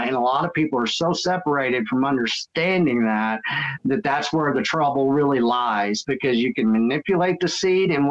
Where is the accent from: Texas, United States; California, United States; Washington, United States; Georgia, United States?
Texas, United States; I am from Texas. And so, you know, that's what I was raised to do anyways.